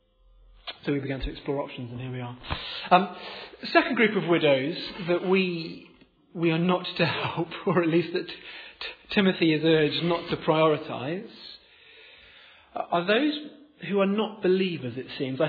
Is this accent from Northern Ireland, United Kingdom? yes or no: no; Oxford, South East England, United Kingdom; moved away as an adult; I was born here in Oxford, I grew up in Oxford, but moved away at university, stayed away